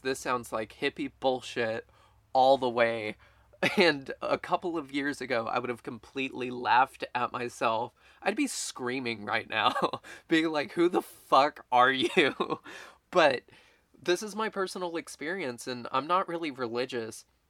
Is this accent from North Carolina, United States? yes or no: no; Baytown, Texas, United States; now in San Marcos, United States; the local mall in Baytown, Texas, which is where I'm from